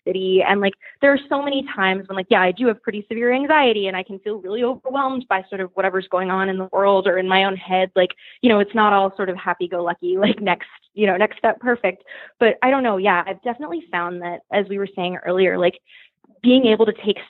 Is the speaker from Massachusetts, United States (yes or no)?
yes; Boston, Massachusetts, United States; moved away as an adult; also born or lived in upstate New York; now in New York City, United States; I'm from Boston, which is much smaller